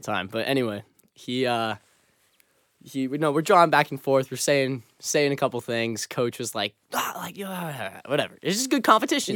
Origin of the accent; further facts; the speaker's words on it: Massachusetts, United States; I am from South Rome, Massachusetts, which is thirty minutes outside of Boston